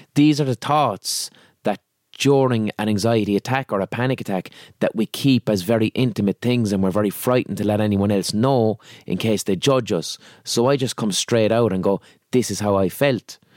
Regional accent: Limerick, Munster, Ireland; accent: Limerick; I'm from Limerick City

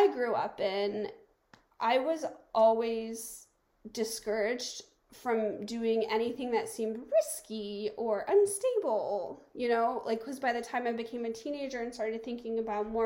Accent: the American South, United States; moved away as an adult; I grew up in the American South

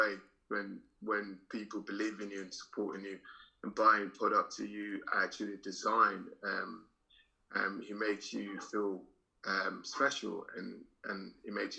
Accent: Sierra Leone; now in London, United Kingdom; I'm from Sierra Leone.

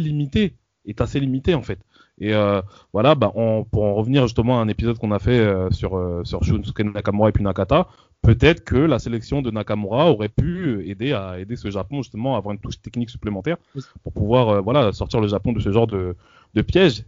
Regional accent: France; en tant que français

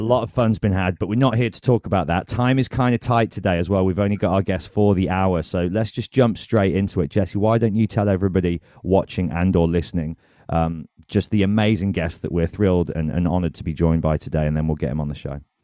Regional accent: England, United Kingdom; I've ever felt pride over being English

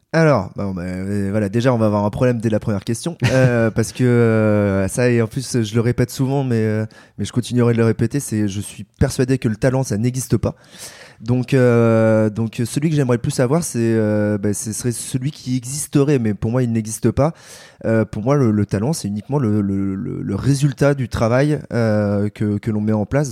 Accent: Paris, Île-de-France, France; j'ai 28 ans, je suis parisien

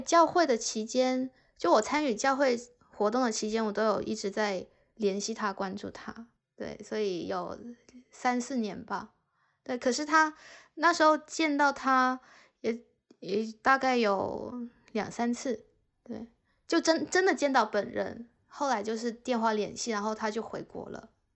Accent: China; moved away as an adult; also born or lived in Cyprus / United Kingdom; 作为一个中国人

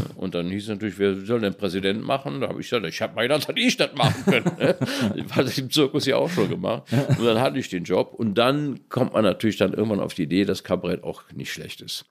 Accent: Cologne, North Rhine-Westphalia, Germany; in dem Vorort, wo ich aufgewachsen bin, Köln-Widersdorf

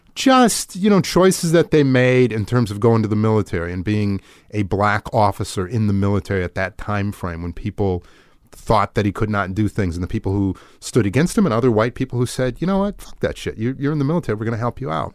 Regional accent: just outside Milwaukee, small town in Wisconsin, United States; moved away; I'm from a, a small town in Wisconsin, just outside Milwaukee

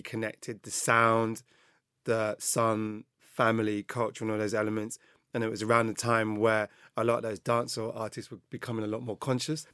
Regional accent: London, United Kingdom; growing up in London, growing up with Jamaican family

